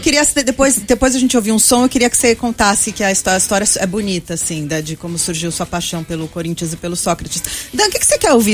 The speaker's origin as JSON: {"language": "Portuguese", "country": "Brazil", "said": "eu sou brasileira"}